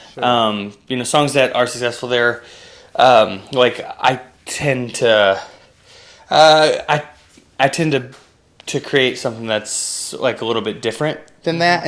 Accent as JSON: {"language": "English", "area": "outside of Pittsburgh, PA", "region": "Pennsylvania", "country": "United States", "tie": "born or raised there", "also_born_or_lived": "Kentucky / Anderson, Indiana", "moved": "as an adult", "said": "I was born in Kentucky and then at the age of six, we uh, ended up in a in a PA, uh, and I graduated high school there outside of Pittsburgh"}